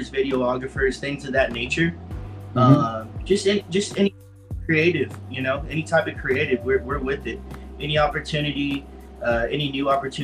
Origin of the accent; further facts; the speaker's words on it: Fort Worth, Texas, United States; I'm from Fort Worth, Texas, born and raised.